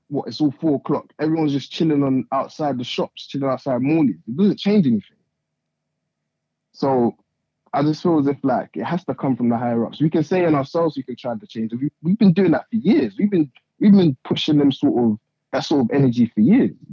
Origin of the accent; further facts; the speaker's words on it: Nigeria; I'm from Nigeria. So I was gonna say, I didn't come here to do all of that.